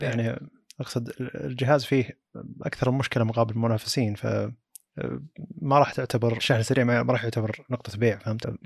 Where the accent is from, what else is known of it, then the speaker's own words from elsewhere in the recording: Saudi Arabia; عندنا بالسعوديه